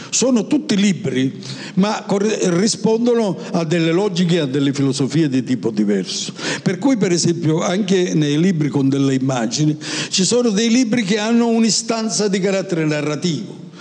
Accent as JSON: {"language": "Italian", "area": "province of Palermo", "region": "Sicily", "country": "Italy", "tie": "born or raised there", "also_born_or_lived": "Paris", "first_language": "Italian", "moved": "yes", "lives_now": "Milan, Italy", "said": "io sono nato in Sicilia, provincia di Palermo, 76 anni fa"}